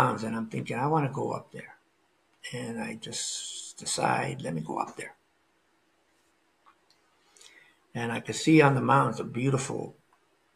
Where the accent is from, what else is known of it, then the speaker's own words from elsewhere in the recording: New York City, New York, United States; moved away; also born or lived in Florida; grew up in New York City. Then I lived in Florida